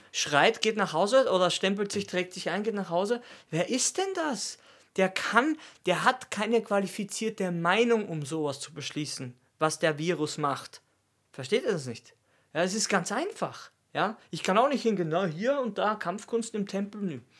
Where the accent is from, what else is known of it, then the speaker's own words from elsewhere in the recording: Austria; Und für mich ist das krass, weil ich komme aus Österreich.